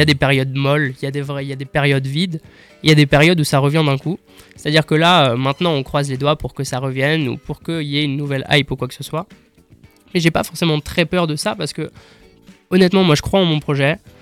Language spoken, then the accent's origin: French; Strasbourg, Grand Est, France; En fait, j'ai grandi à Strasbourg. J'ai toujours été à Strasbourg